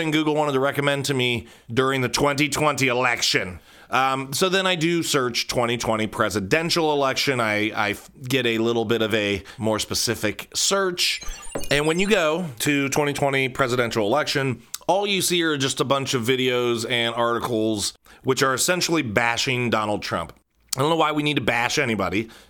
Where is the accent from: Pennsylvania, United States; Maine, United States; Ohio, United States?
Ohio, United States; Cincinnati; now in Columbus, United States; I grew up in Cincinnati. I'm supposed to hate you. Probably have similar feelings toward, you know, my upbringing home, even though now I'm in Columbus, and I have been since I was like 13